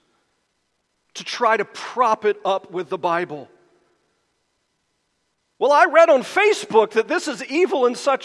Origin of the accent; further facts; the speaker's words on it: United States; as Americans, and particularly as American Christians